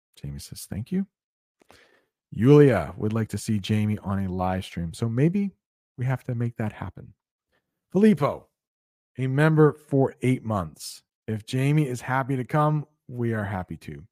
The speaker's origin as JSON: {"language": "English", "country": "United States", "said": "I would love to visit Cuba as an American"}